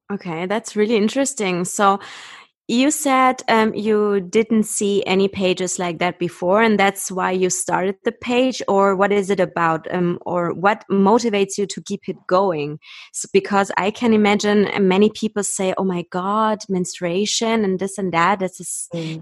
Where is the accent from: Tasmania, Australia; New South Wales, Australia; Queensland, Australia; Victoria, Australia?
New South Wales, Australia; Sydney; I am a naturopath from Sydney